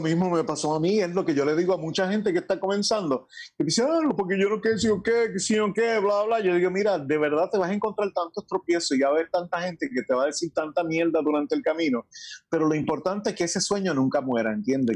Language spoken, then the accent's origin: Spanish; Añasco, Puerto Rico; also born or lived in New York; tengo más años vividos en Añasco que en Estados Unidos